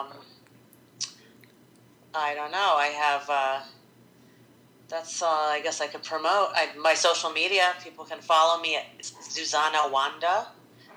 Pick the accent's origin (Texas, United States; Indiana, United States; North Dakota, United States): Indiana, United States; Fort Wayne; also born or lived in Poland; I grew up in Fort Wayne, Indiana